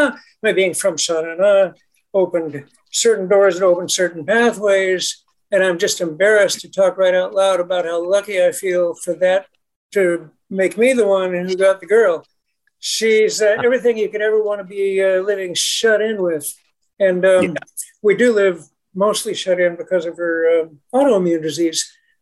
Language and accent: English; Boise, Idaho, United States; moved away; I'm a kid from Boise